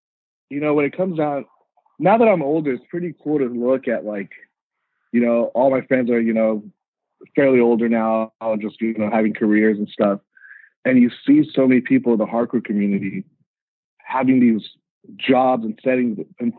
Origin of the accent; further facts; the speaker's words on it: Riverside, California, United States; also born or lived in Montebello / Mexico; I grew up in Riverside. So when I was born, I was actually born in Montebello. I moved to Mexico, lived in Mexico for, you know, up until grade school, and then came to the States, and I ended up living in Riverside.